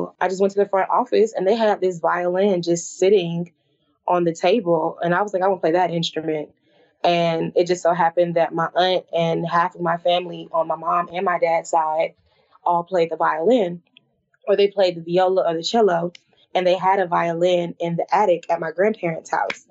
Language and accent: English; Atlanta, Georgia, United States; I was raised in Atlanta, Georgia